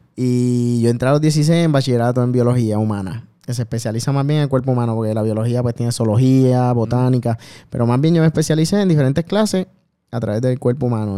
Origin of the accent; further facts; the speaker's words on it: Bayamón, Puerto Rico; Yo soy de Bayamón